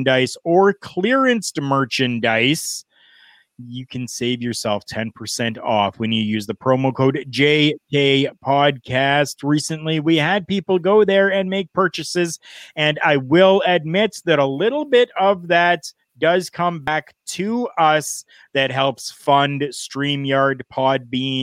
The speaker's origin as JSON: {"language": "English", "country": "Canada", "said": "we're Canadian"}